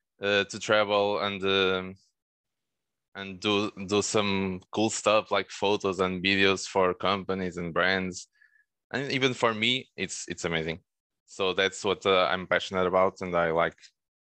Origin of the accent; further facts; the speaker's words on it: Porto, Norte, Portugal; born there; I live in Porto right now. I was born here in Porto, and I'm currently here.